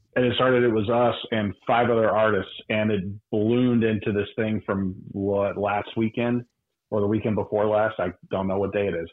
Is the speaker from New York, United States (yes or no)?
no; Texas, United States; I'm from Texas